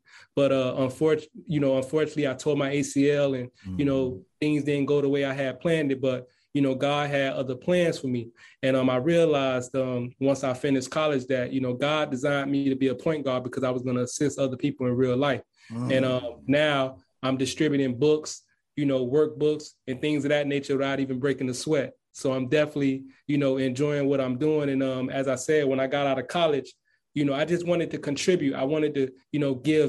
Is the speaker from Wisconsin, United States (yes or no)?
no; Miami, Florida, United States; I'm from Miami, Florida, you know, to be exact, Carroll City